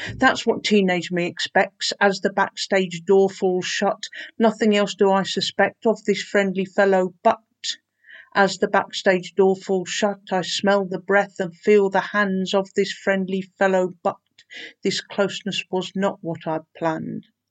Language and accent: English; Peterborough, East of England, United Kingdom; moved away; Growing up in Peterborough